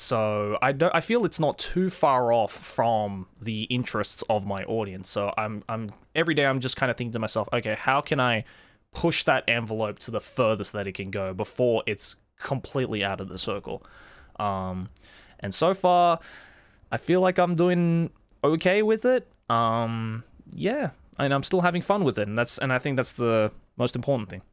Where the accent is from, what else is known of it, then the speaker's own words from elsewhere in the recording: Sydney, New South Wales, Australia; first language English and Japanese; moved away as an adult; now in Japan; I was born and raised in Sydney